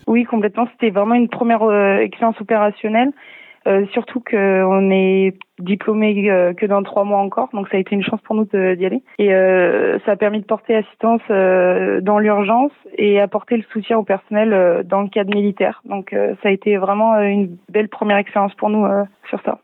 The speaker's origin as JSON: {"language": "French", "town": "Lyon", "region": "Auvergne-Rhône-Alpes", "country": "France", "said": "je suis de Lyon"}